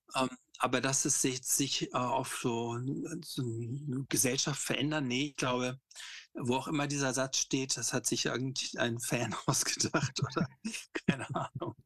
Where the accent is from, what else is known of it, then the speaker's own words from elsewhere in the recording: Hamburg, Germany; Ich bin in Hamburg aufgewachsen, in so einem Vorort